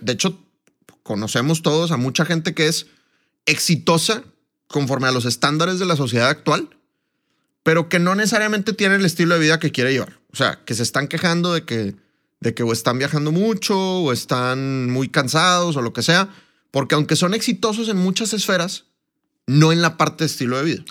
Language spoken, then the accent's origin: Spanish; Monterrey, Nuevo León, Mexico; moved away as an adult; also born or lived in Colombia; un gusto estar en, en mi tierra, ¿verdad? La tierra del mejor equipo del mundo, los Rayados del Monterrey.